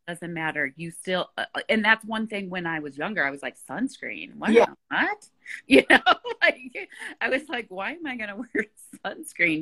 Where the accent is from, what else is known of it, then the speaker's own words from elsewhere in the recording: Chicago, Illinois, United States; moved away; And you're in Chicago, my hometown